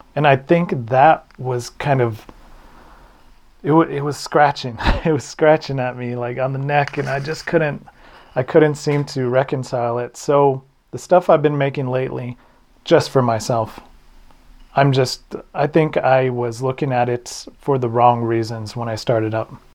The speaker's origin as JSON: {"language": "English", "region": "New Mexico", "country": "United States"}